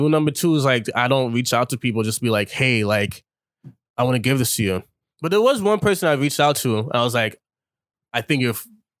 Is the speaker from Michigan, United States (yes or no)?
no; New York, United States; I'm from New York